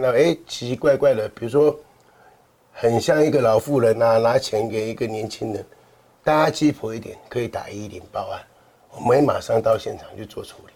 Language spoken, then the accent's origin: Chinese; Kaohsiung, Taiwan; 我们高雄人